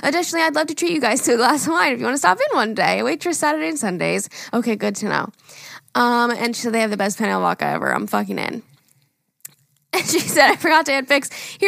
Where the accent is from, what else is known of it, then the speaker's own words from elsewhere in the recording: Westbury, New York, United States; I'm from Westbury, New York.